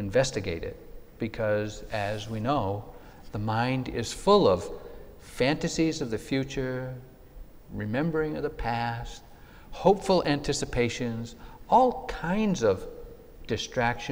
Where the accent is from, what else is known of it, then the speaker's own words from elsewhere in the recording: New England, United States; when I was growing up in New England back in the 50s